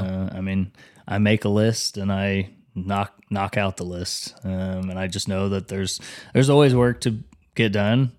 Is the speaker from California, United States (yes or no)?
no; Wichita, Kansas, United States; moved away as an adult; also born or lived in Denver; I'm from Wichita